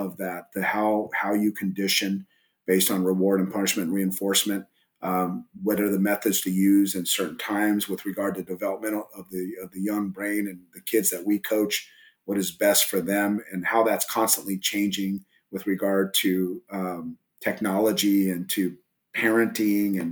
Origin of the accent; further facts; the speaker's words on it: Southern California, United States; also born or lived in El Paso, Texas; now in Texas, United States; I grew up originally in Southern California before I moved to Texas